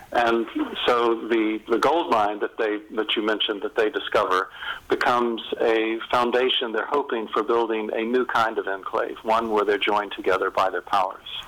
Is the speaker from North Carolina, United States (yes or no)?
yes; North Carolina, United States; moved away; also born or lived in England; I'm from North Carolina.